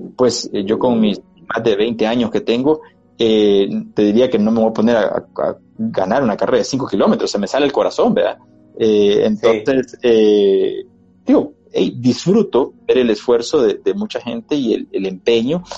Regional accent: El Salvador; esos recuerdos realmente creo que nos hacen eh, salvadoreños

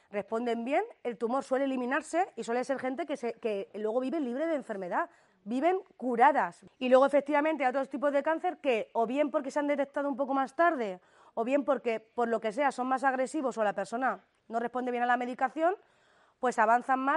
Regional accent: Alcadozo, Castilla-La Mancha, Spain; De Alcadozo.

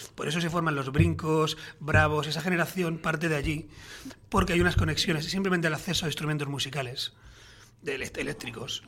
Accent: Majorca, Balearic Islands, Spain; somos un grupo mallorquín

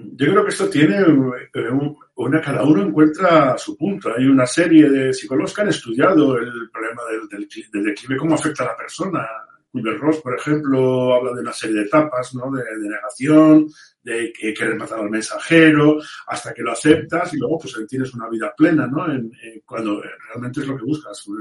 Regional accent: Vigo, Galicia, Spain; moved away; yo como gallego de nacimiento y, habiendo estudiado allí, en el Santa Irene y en el Colla

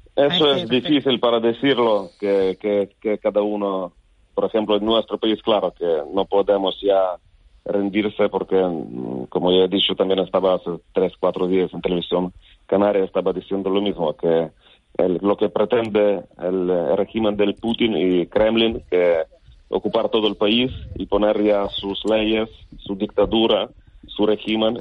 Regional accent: Lviv, Lviv Oblast, Ukraine; Spanish is a second language; moved away as an adult; now in Tenerife, Spain; mi ciudad natal, Lviv

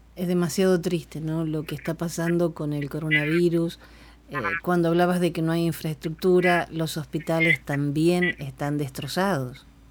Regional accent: Argentina; mi país

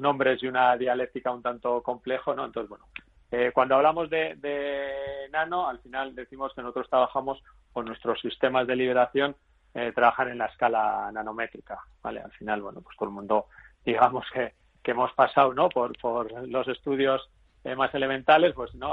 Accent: Vitoria-Gasteiz, Basque Country, Spain; yo soy de Vitoria

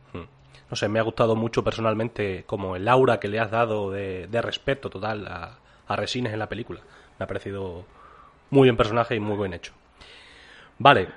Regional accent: Extremadura, Spain; somos de Extremadura

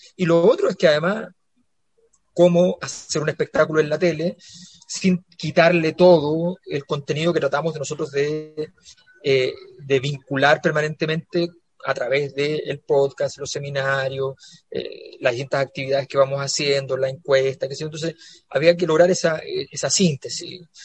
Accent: Santiago, Santiago Metropolitan Region, Chile; yo era la cisterna

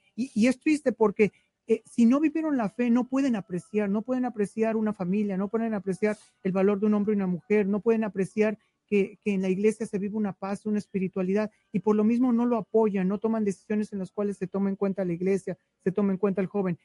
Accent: Mexico City, Mexico; now in Dallas, United States; Yo vengo originalmente de la Ciudad de México

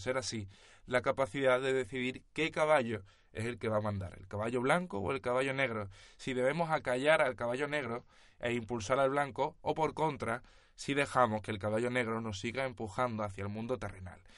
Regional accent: Spain; siendo nosotros españoles

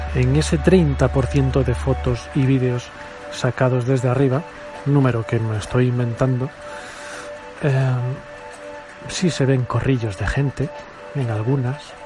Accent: Spain; como buen español que soy

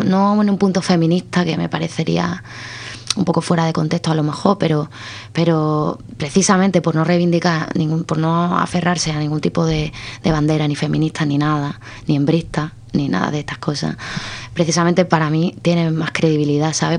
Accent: Cádiz, Andalusia, Spain; yo soy de Cádiz

